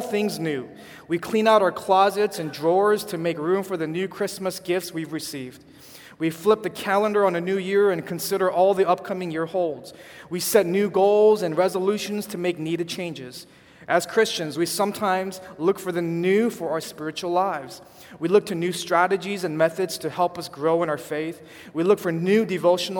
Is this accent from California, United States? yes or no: yes; California, United States; now in Chicago, United States; we're from California